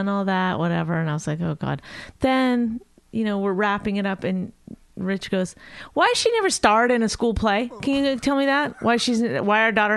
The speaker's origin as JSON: {"language": "English", "country": "Canada", "moved": "yes", "lives_now": "United States", "said": "I'm Canadian"}